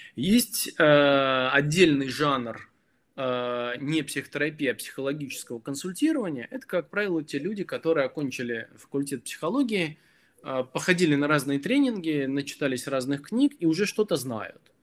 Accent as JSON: {"language": "Russian", "country": "Belarus", "tie": "born or raised there", "moved": "yes", "said": "я родом из Беларуси"}